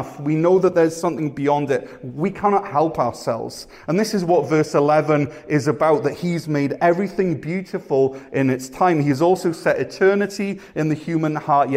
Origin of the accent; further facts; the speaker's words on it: Wales, United Kingdom; also born or lived in Ontario, Canada; now in Canada; I'm from Wales